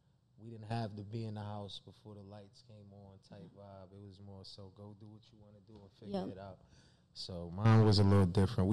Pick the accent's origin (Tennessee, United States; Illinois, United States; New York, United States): New York, United States; New York City; See, me, I'm from Brooklyn.